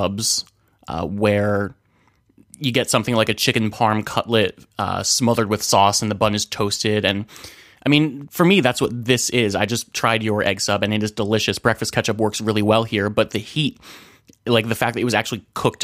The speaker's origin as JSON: {"language": "English", "region": "New Jersey", "country": "United States", "tie": "born or raised there", "said": "Where I grew up in New Jersey"}